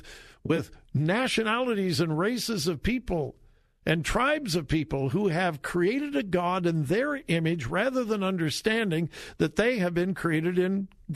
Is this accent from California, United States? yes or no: yes; California, United States; moved away; I grew up in California, in the golden years of California.